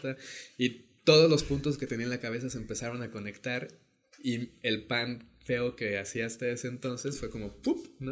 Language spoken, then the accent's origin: Spanish; León, Guanajuato, Mexico; moved away as an adult; now in Oaxaca, Mexico; yo soy de León, Guanajuato, eh, y pues ahí crecí, ¿no? Soy, este, soy leonés, panza verde